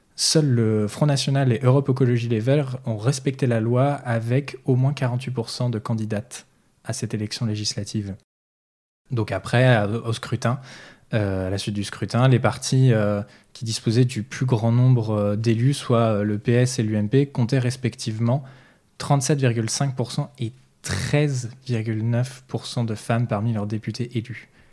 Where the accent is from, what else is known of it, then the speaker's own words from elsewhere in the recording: Nantes, Pays de la Loire, France; chez nous à Nantes